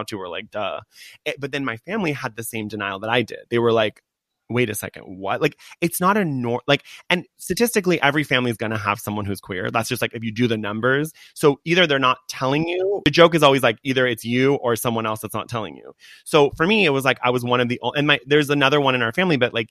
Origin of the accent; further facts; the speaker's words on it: Laguna Beach, California, United States; I grew up in Laguna Beach.